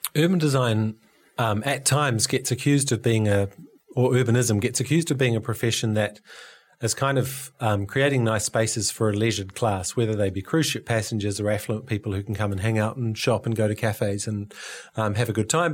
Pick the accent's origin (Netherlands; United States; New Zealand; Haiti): New Zealand; near Hastings, Hawke's Bay; when I was a kid, I grew up near Hastings